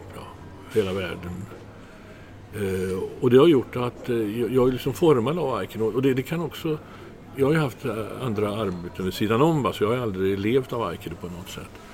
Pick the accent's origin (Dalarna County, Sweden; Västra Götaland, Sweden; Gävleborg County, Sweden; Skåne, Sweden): Västra Götaland, Sweden; Trollhättan; moved away; also born or lived in Gothenburg; jag är inte från Göteborg egentligen, jag är från Trollhättan